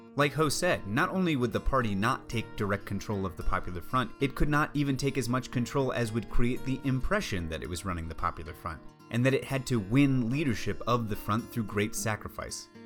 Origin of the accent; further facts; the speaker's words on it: United States